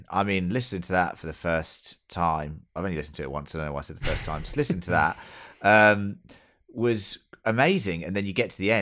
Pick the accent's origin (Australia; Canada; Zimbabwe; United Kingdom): United Kingdom; England; As an English person